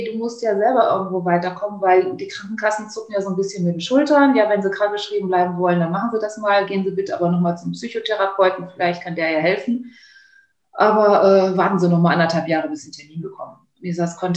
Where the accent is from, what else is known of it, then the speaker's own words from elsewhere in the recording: Kleve, North Rhine-Westphalia, Germany; Ich bin dann wieder in meine Heimatstadt Kleve wieder reingezogen